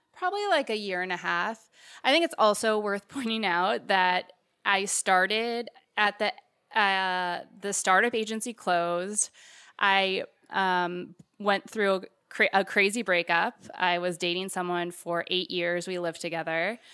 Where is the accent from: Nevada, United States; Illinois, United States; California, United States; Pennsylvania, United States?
California, United States; I'm from California